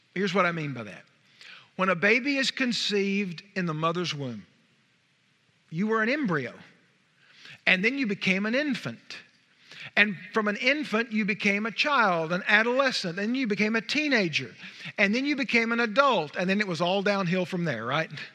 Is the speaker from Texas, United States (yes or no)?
yes; Wichita Falls, Texas, United States; We're from Wichita Falls